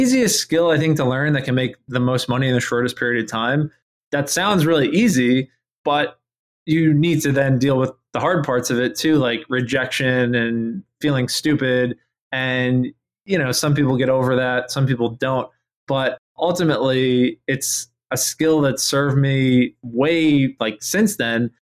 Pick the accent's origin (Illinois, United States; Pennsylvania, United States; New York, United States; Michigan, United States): New York, United States; moved away as an adult; also born or lived in North Carolina; where I grew up in New York